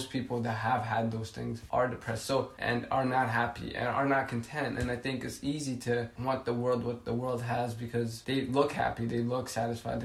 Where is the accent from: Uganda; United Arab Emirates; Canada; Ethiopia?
Ethiopia; now in United States; I come from Ethiopia